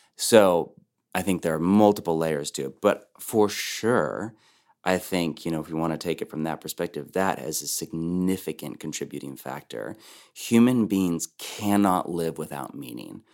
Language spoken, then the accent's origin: English; Bay Area, Silicon Valley, California, United States; now in Portland, United States; I've spent my whole life on the West Coast, born and raised in the Bay Area, Silicon Valley, then moved to Portland.